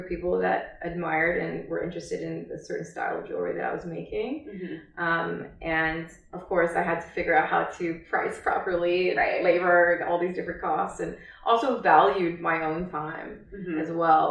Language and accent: English; Texas, United States; I was born and raised in Texas.